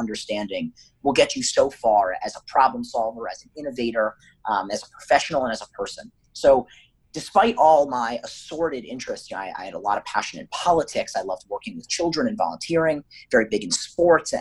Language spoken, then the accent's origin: English; United States; also born or lived in New York / Maryland / Pittsburgh; growing up in New York and Maryland.